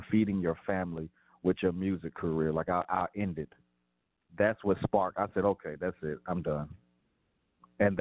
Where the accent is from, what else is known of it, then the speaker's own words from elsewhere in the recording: Atlanta, Georgia, United States; me being from Atlanta